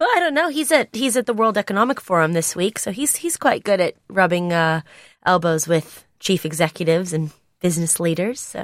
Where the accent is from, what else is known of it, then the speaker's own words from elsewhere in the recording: United States; now in United Kingdom; I am an American